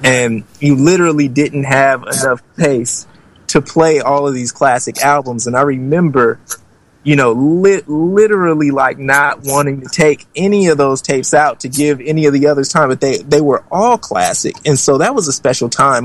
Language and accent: English; Oakland, California, United States; I'm from Oakland, California